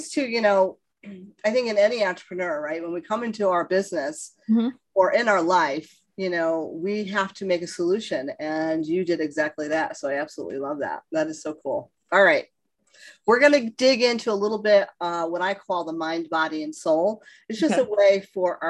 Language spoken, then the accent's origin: English; East Coast, United States; I'm from the East Coast